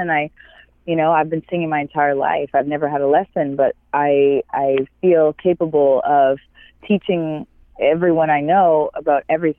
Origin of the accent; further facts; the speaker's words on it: near Rama, central Ontario, Canada; moved away as an adult; also born or lived in Los Angeles, California; now in Ojai, United States; because I'm originally from Canada. I'm from, Ontario, and I was raised right next to a native reservation called Rama. And this is in central Ontario.